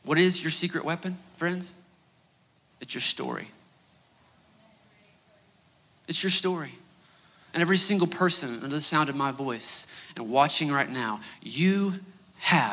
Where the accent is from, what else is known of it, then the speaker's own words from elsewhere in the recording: Northeast Oklahoma, United States; We're both from Northeast Oklahoma